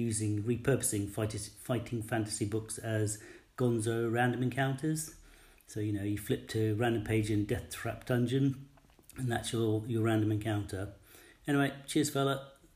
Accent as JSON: {"language": "English", "country": "United Kingdom", "said": "Being a Brit"}